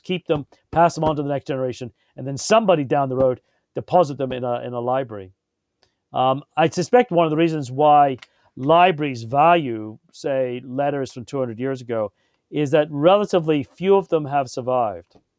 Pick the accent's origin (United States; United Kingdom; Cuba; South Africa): United Kingdom; England; moved away; I grew up in England